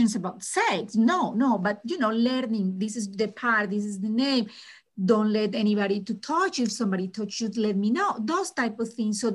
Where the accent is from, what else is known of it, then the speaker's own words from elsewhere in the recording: Colombia; moved away as an adult; now in United States; I am originally from Colombia, South America